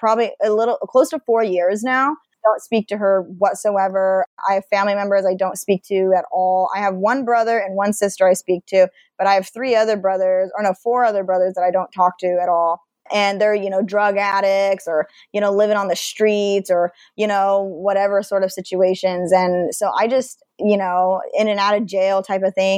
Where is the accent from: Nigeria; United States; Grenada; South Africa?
United States; Idaho; moved away as an adult; also born or lived in Seattle; growing up in Idaho, you know, being a bisexual person